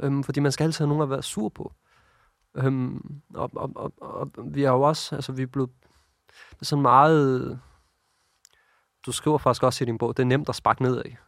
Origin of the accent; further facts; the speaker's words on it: Copenhagen, Capital Region of Denmark, Denmark; jeg voksede op her i København